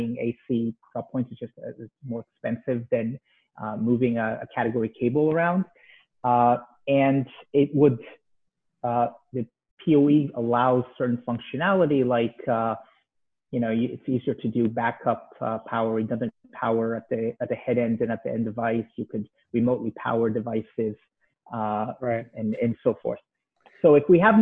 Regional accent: Israel; moved away as an adult; now in United States; I'm originally from Israel.

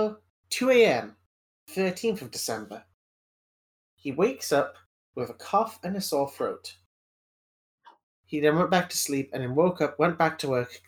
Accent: United Kingdom; I'm British

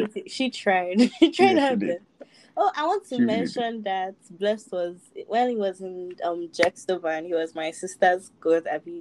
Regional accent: Lekki, Lagos, Nigeria; I grew up in Lekki. I don't know what he's talking about.

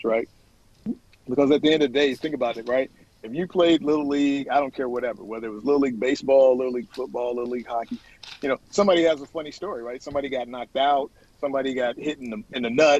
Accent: Florida, United States; my home state.

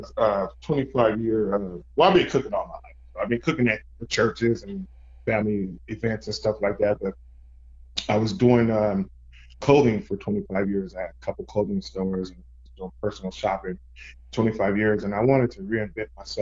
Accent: Fresno, California, United States; moved away; when I moved back to my hometown, Fresno, California

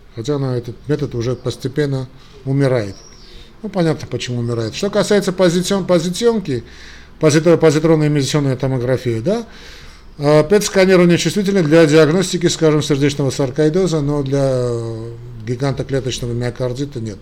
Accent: Armenia; я из Армении

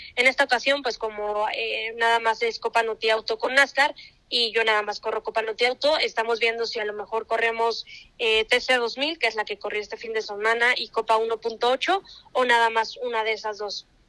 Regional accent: Mexico; yo como mexicana

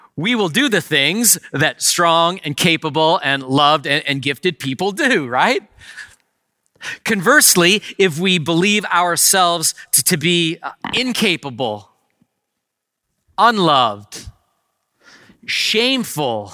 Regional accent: Canada; I am a Canadian citizen

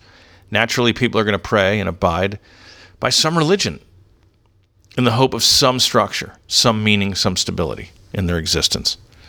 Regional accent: Canada; Yeah, I'm Canadian, Christian, English, liberal.

